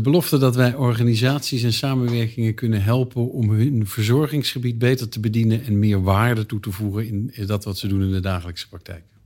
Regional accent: Eindhoven, North Brabant, Netherlands; moved away as an adult; also born or lived in Leiden; ik kom uit Eindhoven. Toen ik in 1989 ging studeren in Leiden

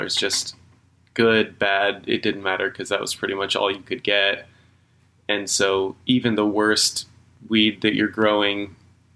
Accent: Kansas, United States; moved away as an adult; So I'm from Kansas, born and raised. For 27 years I was out there

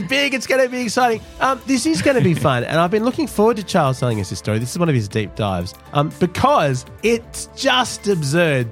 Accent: Australia; as Australians

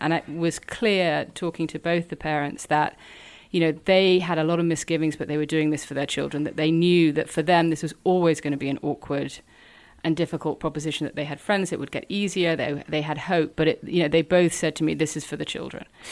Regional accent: New York, United States; moved away; I was born in New York and spent a lot of time living there

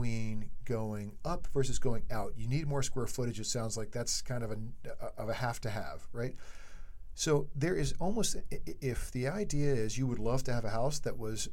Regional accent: East Coast, United States; we are from the East Coast. We don't have Ramblers on the East Coast

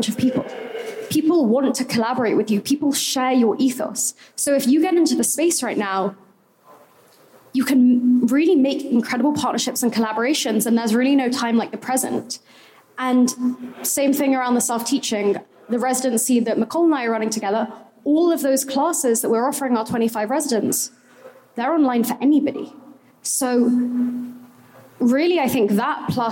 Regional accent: England, United Kingdom; I'm English

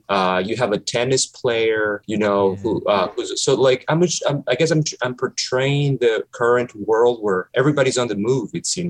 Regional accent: Ecuador; English is a second language; He's from my country. I'm originally from Ecuador.

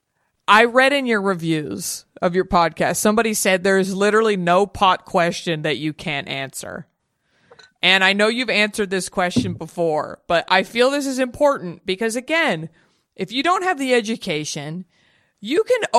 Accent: Texas, United States; now in California, United States; I'm a Cali gal myself, born and raised in Texas

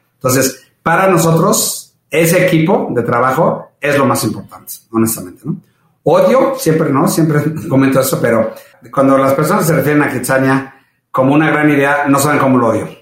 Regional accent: Mexico; soy orgullosamente mexicano

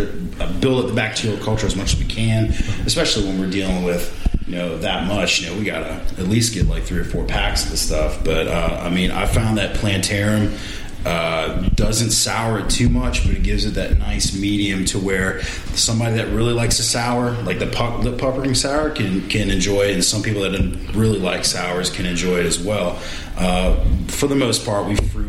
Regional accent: New Orleans, Louisiana, United States; moved away as an adult; now in Baton Rouge, United States; I was born and raised in New Orleans.

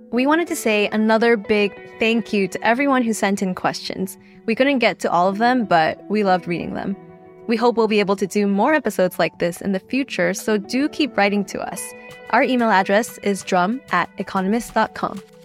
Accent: United States; as an American who used to work for an American outlet

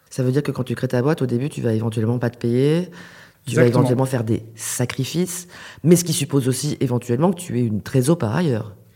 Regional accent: Nice, Provence-Alpes-Côte d'Azur, France; also born or lived in Marseille; moi, j'ai grandi à Nice, de parents qui étaient enseignants

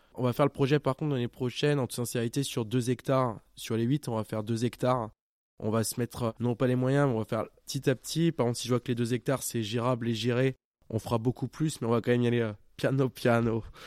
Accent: Champagne, Grand Est, France; je viens de Champagne

